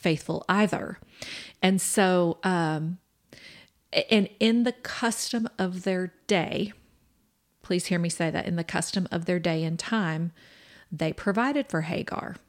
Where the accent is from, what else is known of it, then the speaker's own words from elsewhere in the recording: Kansas City, Kansas, United States; now in Permian Basin, United States; we are originally from Kansas City, Kansas